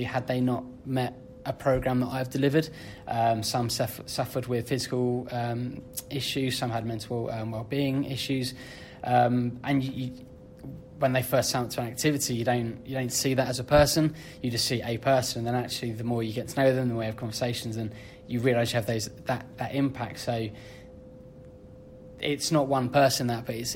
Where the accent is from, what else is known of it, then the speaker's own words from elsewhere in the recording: Bedford, East of England, United Kingdom; moved away as an adult; I was born and bred in Bedford. I grew up watching professional rugby at Bedford